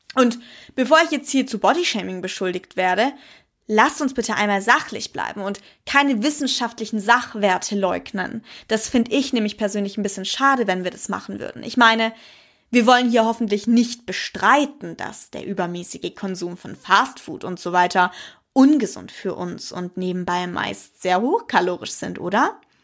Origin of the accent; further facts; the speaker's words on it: Germany; bei uns in Deutschland